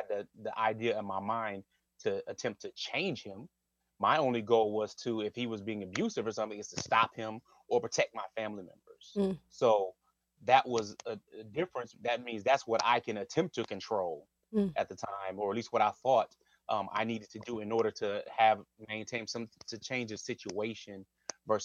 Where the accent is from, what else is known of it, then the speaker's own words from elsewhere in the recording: Wisconsin, United States; I'm from Wisconsin.